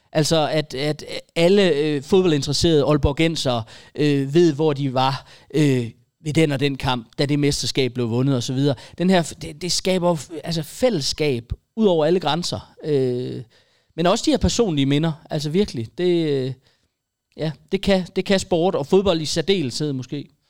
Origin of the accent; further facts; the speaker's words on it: a village just north of Aarhus, Central Denmark Region, Denmark; i den landsby lidt nord for Aarhus, hvor jeg er vokset op